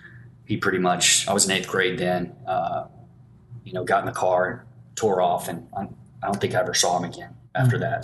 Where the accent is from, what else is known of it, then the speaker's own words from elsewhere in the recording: Paducah, Kentucky, United States; also born or lived in Tulsa, Oklahoma / Sapulpa, Oklahoma; I grew up in Paducah, Kentucky. I was born in Tulsa.